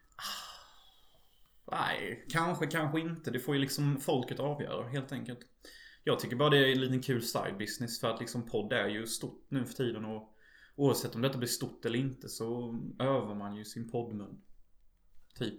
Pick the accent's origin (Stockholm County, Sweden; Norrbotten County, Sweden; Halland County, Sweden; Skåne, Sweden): Halland County, Sweden; Unnaryd; moved away; also born or lived in United States; i min hemby gick Starship Troops på TV